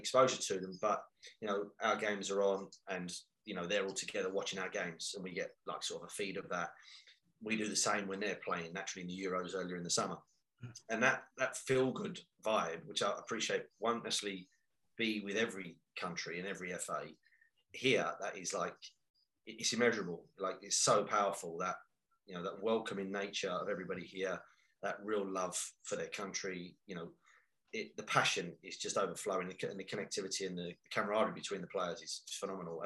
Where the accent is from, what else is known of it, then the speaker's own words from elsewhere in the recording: London, United Kingdom; now in Nottingham, United Kingdom; I'm from East End of London